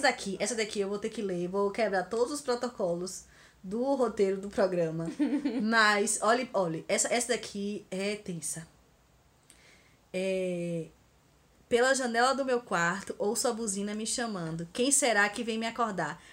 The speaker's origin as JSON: {"language": "Portuguese", "region": "Bahia", "country": "Brazil", "said": "eu sou muito baiana mesmo"}